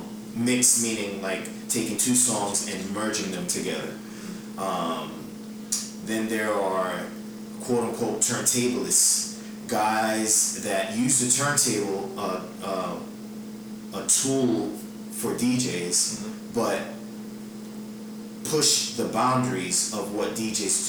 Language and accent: English; New York City, New York, United States; I was born here in Jackson Heights, Queens